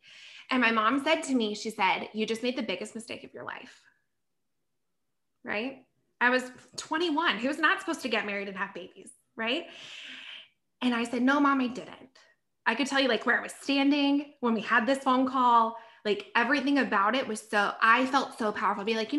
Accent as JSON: {"language": "English", "region": "the South", "country": "United States", "said": "So I'm from the South and love where I'm from, so proud."}